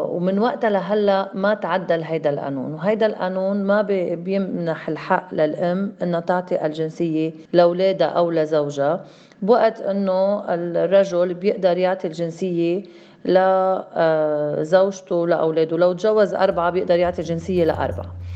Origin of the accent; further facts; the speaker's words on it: Lebanon; من لبنان